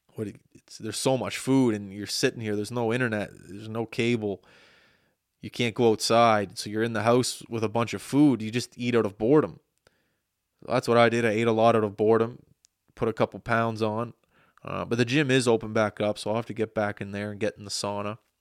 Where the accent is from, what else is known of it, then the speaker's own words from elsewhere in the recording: Nova Scotia, Canada; growing up in Nova Scotia